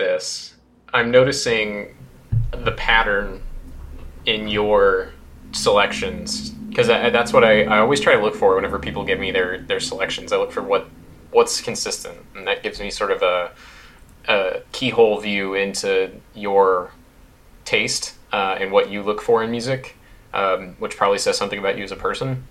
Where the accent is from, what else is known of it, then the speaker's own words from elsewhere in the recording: United States; as an American